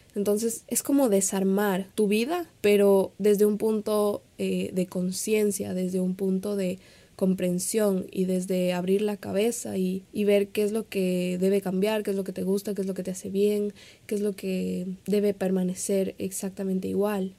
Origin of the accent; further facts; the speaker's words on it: Ecuador; also born or lived in Quito / Miami; Yo soy de Ecuador, yo vivo en Quito, pero en este momento no me encuentro ahí